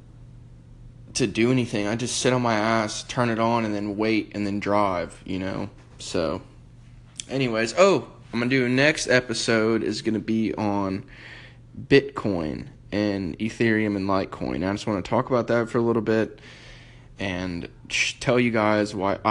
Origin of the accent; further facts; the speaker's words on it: United States; I'm from America